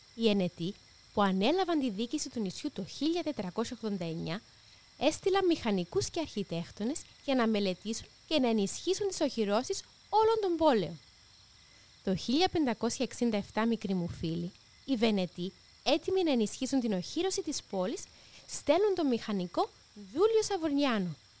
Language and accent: Greek; Nicosia, Cyprus; κατάγομαι από τη Λευκοσία